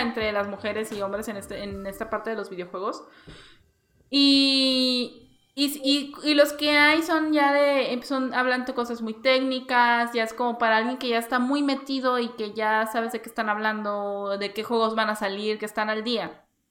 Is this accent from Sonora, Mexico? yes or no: no; Coatzacoalcos, Veracruz, Mexico; yo soy de Veracruz, hay una ciudad que se llama Coaxacualcos